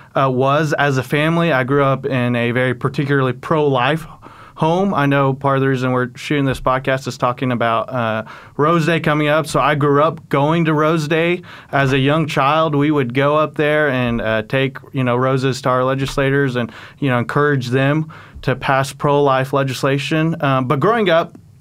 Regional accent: Oklahoma, United States; also born or lived in South Korea / Texas; I grew up in Oklahoma, and so was able to make the migration back home.

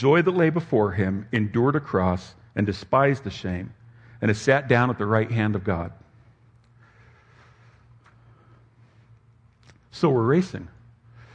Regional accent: Southern California, United States; I was raised in Southern California in the shadow in the foothills of the Sierra Madre Mountains

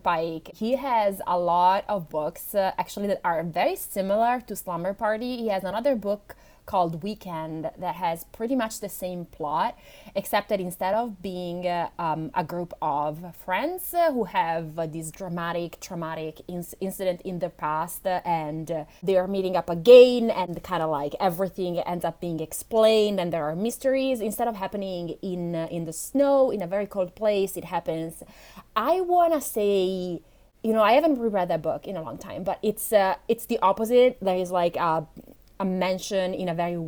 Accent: Italy; English is a second language; English is not my first language. I'm Italian.

